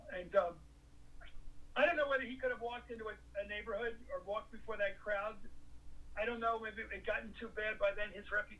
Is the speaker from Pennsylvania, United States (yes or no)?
yes; Philadelphia, Pennsylvania, United States; I grew up in Philly, right on the border